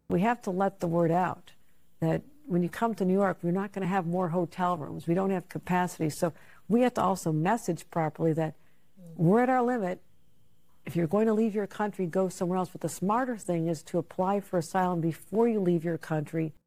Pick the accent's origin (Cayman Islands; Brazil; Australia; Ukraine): Ukraine; born or raised there; moved away as an adult; now in United States